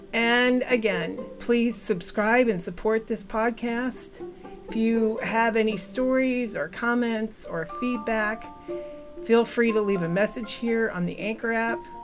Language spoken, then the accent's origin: English; Midwest, United States; I'm a Midwesterner